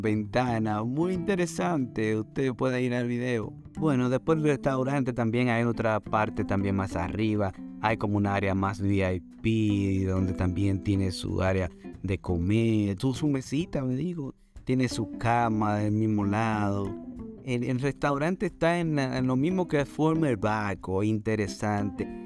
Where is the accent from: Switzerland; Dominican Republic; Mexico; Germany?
Dominican Republic; nosotros somos dominicanos